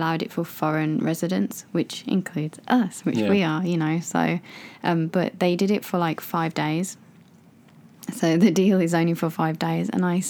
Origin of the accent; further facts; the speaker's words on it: England, United Kingdom; moved away as an adult; now in Japan; I'm from England